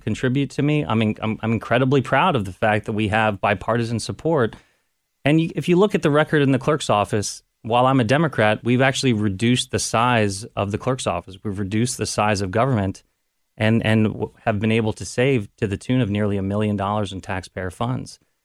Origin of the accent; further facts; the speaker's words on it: Cincinnati, Ohio, United States; moved away as an adult; also born or lived in Washington, D.C.; I wanted to come back to Cincinnati, wanted to come back to Ohio.